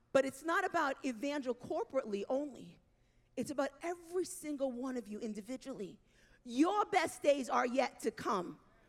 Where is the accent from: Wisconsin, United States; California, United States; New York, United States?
New York, United States; I am a New Yorker through and through.